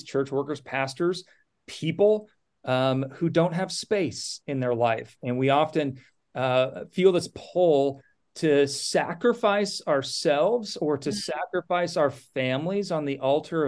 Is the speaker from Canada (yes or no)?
no; Napa, California, United States; also born or lived in Nebraska; I grew up in Napa